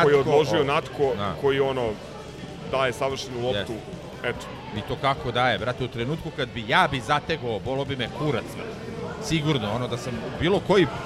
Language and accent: Croatian; Šumadija, Serbia; kod nas u Šumadi